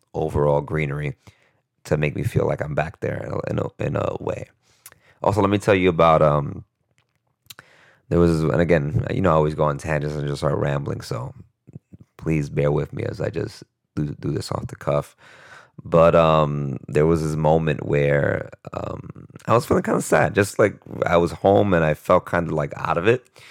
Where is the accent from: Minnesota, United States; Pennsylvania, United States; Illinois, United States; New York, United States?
New York, United States; New York City; moved away as an adult; also born or lived in Costa Rica; I was used to being the New Yorker at my school